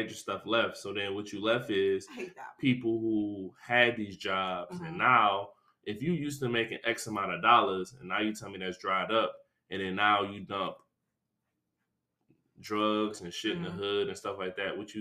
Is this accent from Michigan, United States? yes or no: yes; Detroit, Michigan, United States; I'm from Detroit